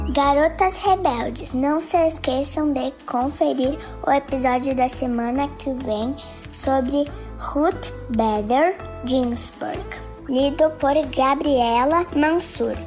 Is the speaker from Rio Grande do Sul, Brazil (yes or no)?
yes; Porto Alegre, Rio Grande do Sul, Brazil; sou de Porto Alegre, tenho 8 anos